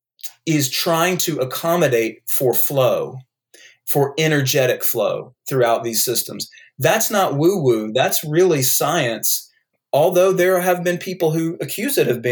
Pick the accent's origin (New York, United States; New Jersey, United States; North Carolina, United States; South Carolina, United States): North Carolina, United States; accent: North Carolina; I have a North Carolina accent